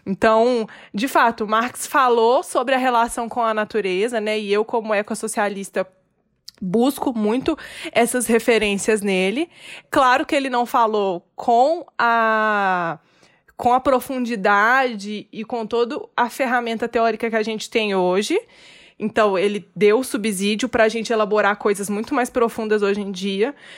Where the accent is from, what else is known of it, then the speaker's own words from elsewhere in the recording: Minas Gerais, Brazil; accent: mineirês; eu sou mineira, ah, aqui todo mundo come muito queijo